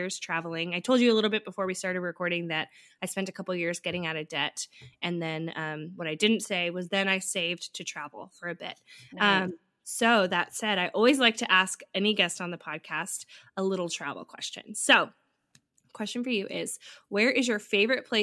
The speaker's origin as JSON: {"language": "English", "region": "West Coast", "country": "United States", "said": "I'm from the West Coast"}